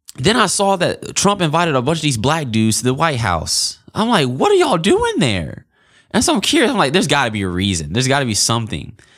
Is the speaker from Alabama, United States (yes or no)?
yes; Auburn, Alabama, United States; I grew up in Auburn, Alabama, born and raised